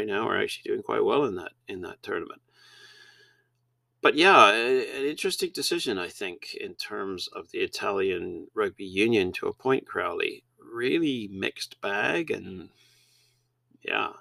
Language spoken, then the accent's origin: English; Canada; as Canadians